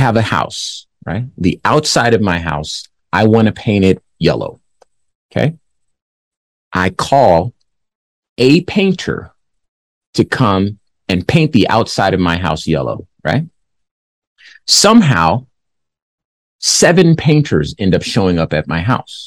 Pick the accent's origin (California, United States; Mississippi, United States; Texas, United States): California, United States; Compton; I'm from Compton, California.